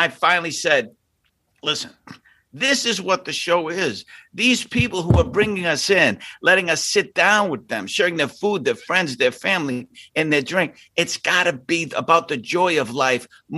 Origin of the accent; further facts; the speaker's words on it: Boston, Massachusetts, United States; I am a kid from Southie and I'm Irish